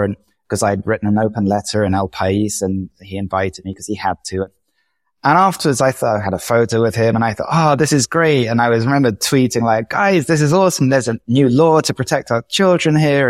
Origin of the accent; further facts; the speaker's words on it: England, United Kingdom; moved away as an adult; also born or lived in London; now in Madrid, Spain; as an English person